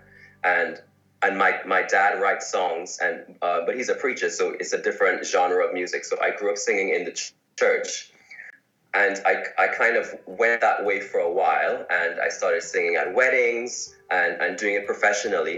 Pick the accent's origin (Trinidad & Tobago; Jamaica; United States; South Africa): Trinidad & Tobago; moved away as an adult; also born or lived in Shanghai; now in United Kingdom; I am originally from Trinidad and Tobago. And for those who don't know, that is in the Caribbean. It's a twin island, but I am from Trinidad. And I grew up there